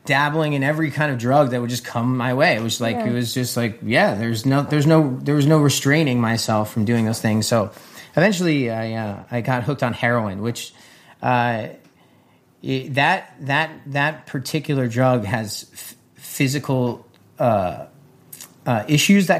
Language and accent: English; New Jersey, United States; moved away; I grew up in New Jersey as well, just 20 minutes away from where she grew up